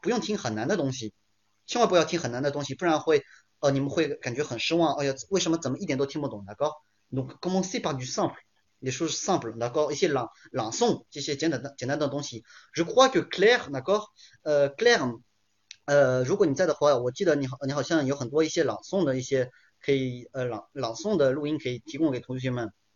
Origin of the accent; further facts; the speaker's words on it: France; first language French and Chinese; 我们法国人